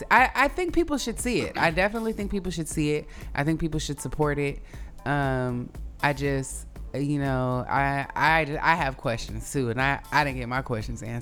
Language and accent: English; Oakland, California, United States; it reminded me of like how I felt growing up in Oakland around, you know, black people who were from the South, but, you know, here.